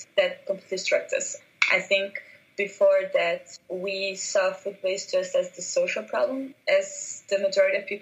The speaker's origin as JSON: {"language": "English", "town": "Curitiba", "region": "Paraná", "country": "Brazil", "tie": "born or raised there", "also_born_or_lived": "New York City", "second_language": "English", "lives_now": "Curitiba, Brazil", "said": "I was born in Curitiba, which is a town in Brazil"}